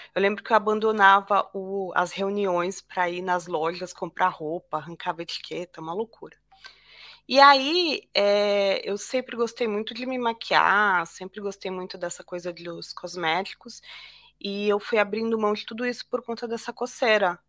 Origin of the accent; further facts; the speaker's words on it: Brazil; moved away as an adult; also born or lived in São Paulo; eu sou brasileira